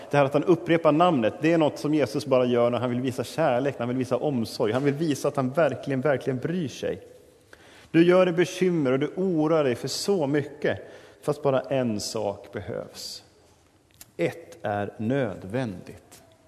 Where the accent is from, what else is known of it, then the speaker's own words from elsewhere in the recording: Sweden; oss som moderna svenskar